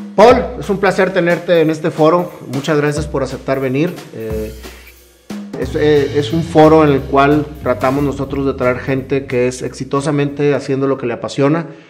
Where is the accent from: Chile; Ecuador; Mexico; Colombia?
Mexico; yo soy un amante también de nuestro país